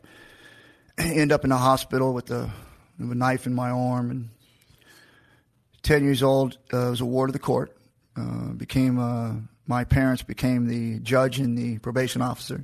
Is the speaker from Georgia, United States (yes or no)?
yes; Macon, Georgia, United States; I was born in Georgia, in Macon